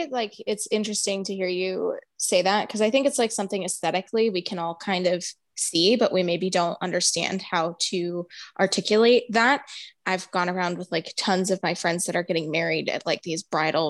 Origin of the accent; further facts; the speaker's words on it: New York area, United States; moved away; because Allo and I hail from the New York area originally.